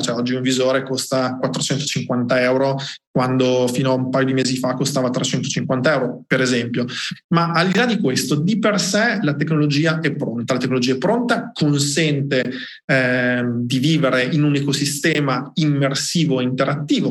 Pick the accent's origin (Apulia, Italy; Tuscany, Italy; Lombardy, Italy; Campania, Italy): Tuscany, Italy; Colle di Val d'Elsa; vengo da Cole Valdezia in provincia di Siena